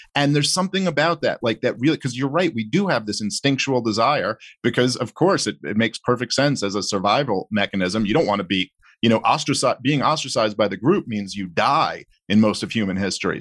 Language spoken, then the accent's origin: English; New York City, New York, United States; I grew up in Brooklyn